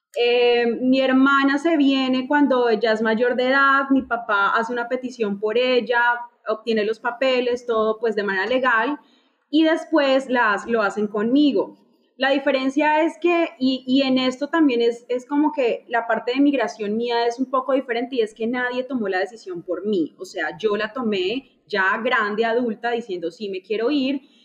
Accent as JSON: {"language": "Spanish", "town": "Neiva", "region": "Huila", "country": "Colombia", "moved": "as an adult", "lives_now": "Chicago, United States", "said": "yo soy de Neiva, Neiva es una ciudad pequeña"}